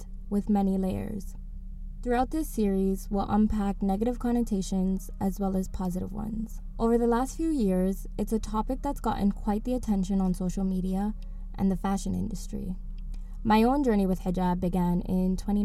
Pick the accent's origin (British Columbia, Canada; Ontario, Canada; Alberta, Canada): Ontario, Canada; Toronto; Growing up in Toronto